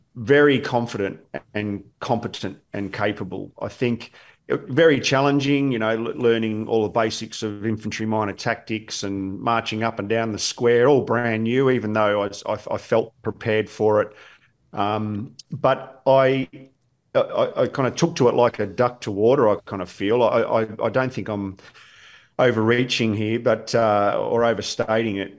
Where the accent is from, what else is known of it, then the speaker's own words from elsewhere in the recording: Williamstown, Victoria, Australia; I was born not far from here in Williamstown in in in, in Footscray Hospital